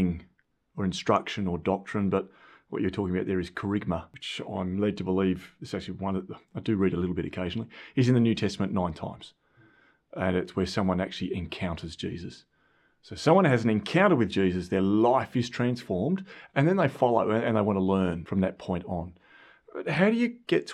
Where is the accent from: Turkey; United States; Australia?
Australia; I'm from Australia and I'm also from a farm.